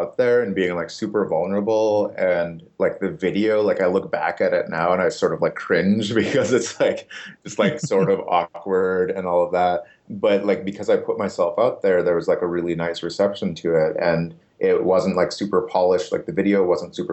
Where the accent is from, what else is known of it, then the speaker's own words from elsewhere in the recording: Upper Michigan, United States; moved away as an adult; also born or lived in New Orleans; now in Brooklyn, United States; I grew up in a town of 3,000 people in Upper Michigan